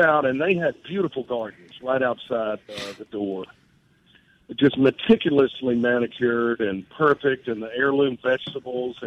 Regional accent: Mississippi, United States; I'm from Mississippi

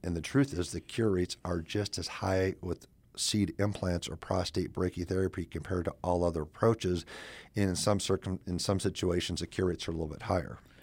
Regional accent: South Dakota, United States; moved away as an adult; also born or lived in Madison, Wisconsin; I'm originally from South Dakota and went to Augie, then USD, then I went to Badgerland out of Madison, Wisconsin

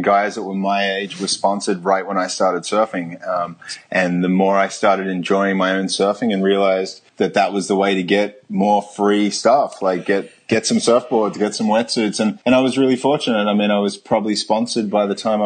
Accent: Sydney, New South Wales, Australia; moved away as an adult; also born or lived in Queensland / San Francisco; now in Topanga, United States; I pretty much lived in Narrabeen from the age of just before I turned 10 until, I mean, my mother and brother still live in Narrabeen. So my whole school life and I guess most of my memories are from Narrabeen

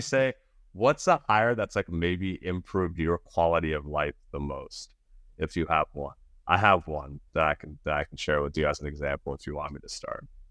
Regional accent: Nashville, Tennessee, United States; also born or lived in New York City / India; my parents immigrated from India to New York City, and then they moved down to Nashville. And so it's like where I finished high school

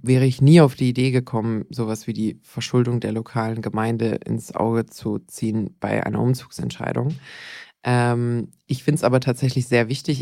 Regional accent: Bad Wildbad, Baden-Württemberg, Germany; Bad Wildbad, meine Heimatgemeinde

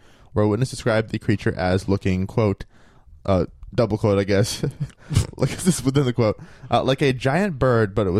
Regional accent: Maine, United States; moved away; my hometown in Maine

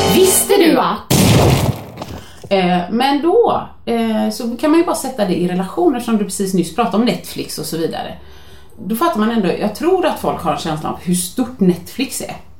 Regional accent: Gothenburg, Västra Götaland, Sweden; jag är från Göteborg

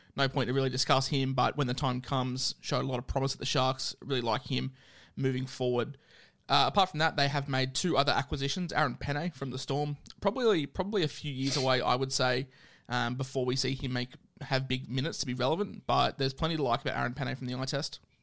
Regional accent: Queensland, Australia; as a Queenslander

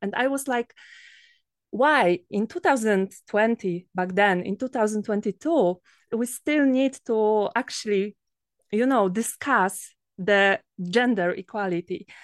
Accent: Poland; from Poland

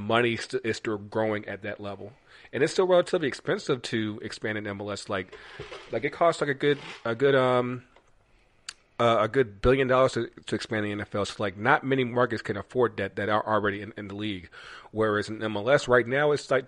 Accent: North Carolina, United States; I'm from North Carolina

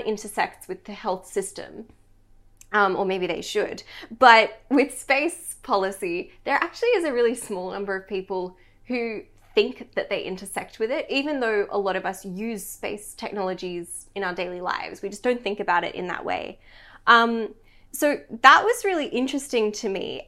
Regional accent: Australia; as an Australian

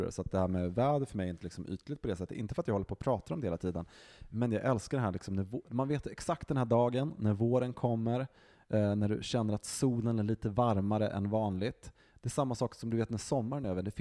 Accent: Västerbotten County, Sweden; Som västerbottning så instämmer jag bara med allting som Johan tidigare har sagt.

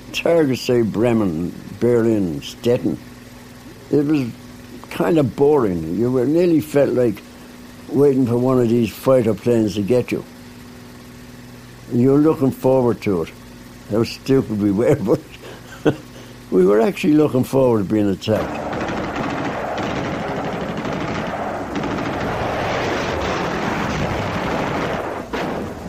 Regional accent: Dublin, Leinster, Ireland; I was born and bred in Dublin, Elford Terrace, Donore Avenue

